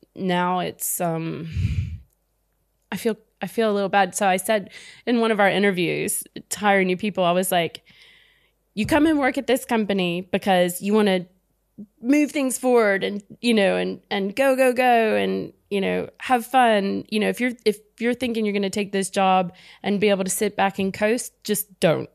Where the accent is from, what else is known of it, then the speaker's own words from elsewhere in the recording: United States; I'm American